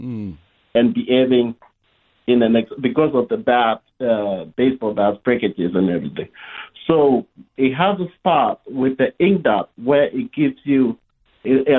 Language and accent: English; Rift Valley, Kenya; now in United States; I'm originally from Kenya